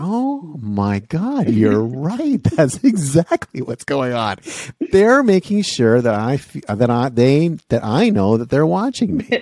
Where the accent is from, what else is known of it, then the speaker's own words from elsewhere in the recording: Canada; I'm from Canada